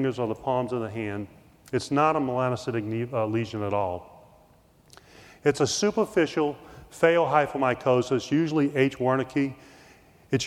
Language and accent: English; New Orleans, Louisiana, United States; I grew up in New Orleans